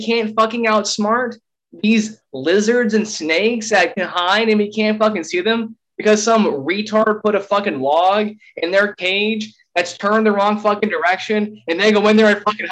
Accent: Tucson, Arizona, United States; we're both from Tucson

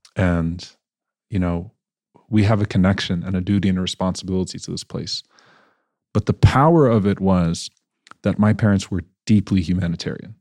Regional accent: New Orleans, Louisiana, United States; also born or lived in Baton Rouge, Louisiana; now in Dallas, United States; So I was born and raised in New Orleans, Louisiana, um, where there weren't many Muslims

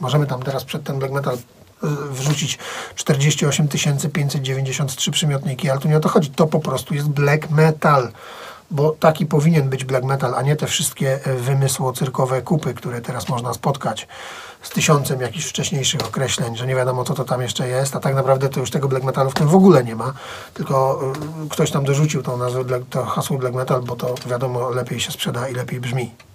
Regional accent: Tychy, Silesian Voivodeship, Poland; wychowałem się w tym mieście, spędziłem w nim 3 czwarte życia

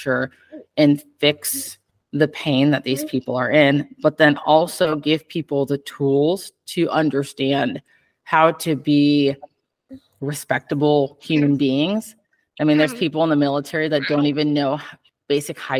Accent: Iowa, United States; moved away as an adult; I'm from Iowa originally

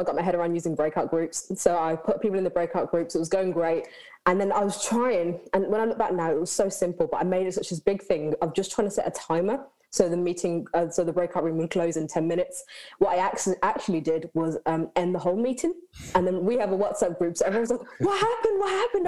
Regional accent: Birmingham, West Midlands, United Kingdom; I am from Birmingham

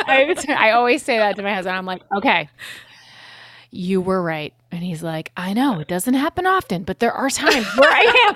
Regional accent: Connecticut, United States; born or raised there; moved away

